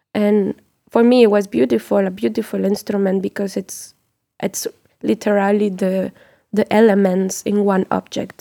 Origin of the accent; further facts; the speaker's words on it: Mexico; also born or lived in France; as Mexican